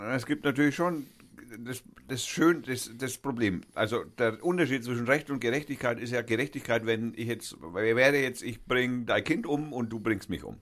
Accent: Germany; wir wundern uns als Deutsche

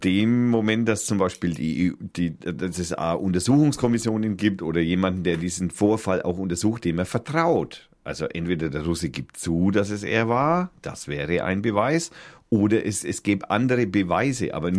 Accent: Middle Franconia, Bavaria, Germany; als Mittelfranke

